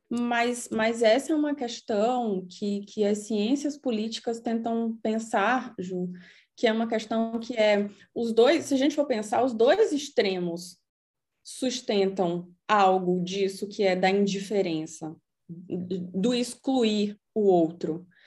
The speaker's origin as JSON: {"language": "Portuguese", "town": "Salvador", "region": "Bahia", "country": "Brazil", "tie": "born or raised there", "moved": "yes", "lives_now": "Berlin, Germany", "said": "eu nasci em Salvador, mas eu posso chamar de Heimat Berlim"}